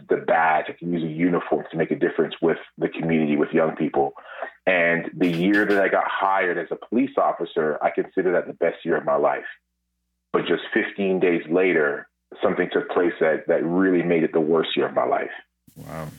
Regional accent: Toronto, Ontario, Canada; Born and raised in Toronto

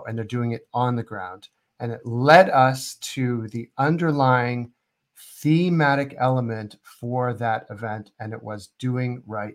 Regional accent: United States; I'm American

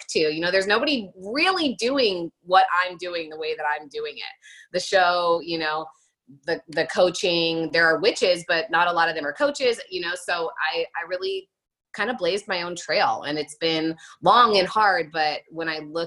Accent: New York City, New York, United States; as a New Yorker, like as a cynical New Yorker

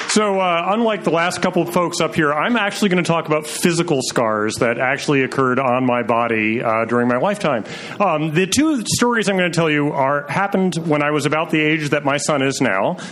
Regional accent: Troy, New York, United States; I was growing up in Troy, New York

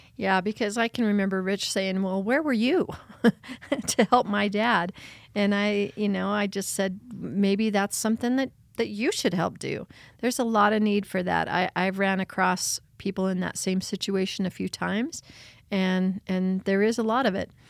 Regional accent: Beulah, Rye and Westcliffe, near Pueblo, Colorado, United States; I was born in Pueblo, Colorado, and I grew up in the hills of Beulah, Rye, and Westcliff, the mountains just outside of Pueblo

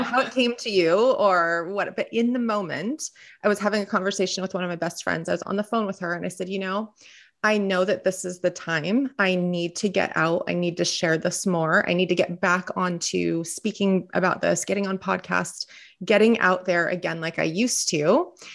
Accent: Southern California, United States; born and raised in Southern California

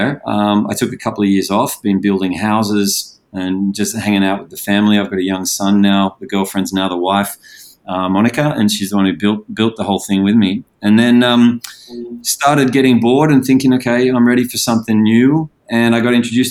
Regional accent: Sydney, New South Wales, Australia; moved away as an adult; now in Indonesia; born and bred in Sydney, Australia.

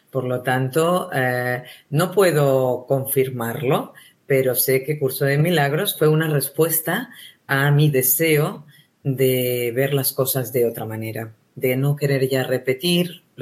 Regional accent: Spain; accent: Spanish; a las personas le atraía muchísimo mi acento, mi acento español.

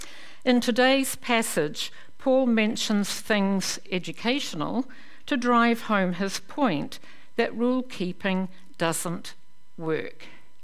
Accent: New Zealand; also born or lived in Belfast, United Kingdom; I turned 5 on the boat coming out to New Zealand

